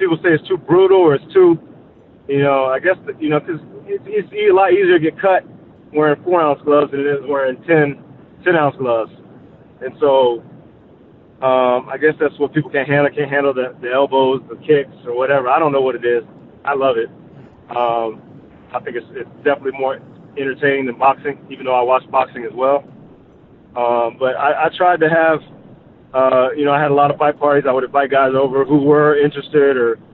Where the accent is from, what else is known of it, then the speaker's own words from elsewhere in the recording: Dallas, Texas, United States; moved away; also born or lived in Park City, Utah; I'm from Dallas originally